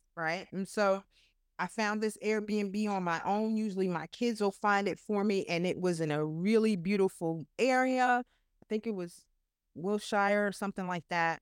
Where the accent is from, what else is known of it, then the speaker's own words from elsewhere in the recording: New York, United States; I'm from New York